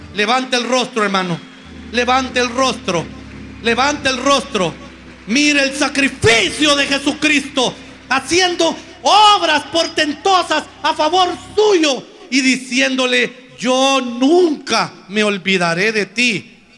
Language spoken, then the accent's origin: Spanish; Honduras; todos los hondureños